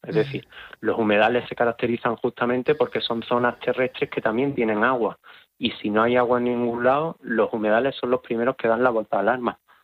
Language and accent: Spanish; Huelva, Andalusia, Spain; yo que soy de Huelva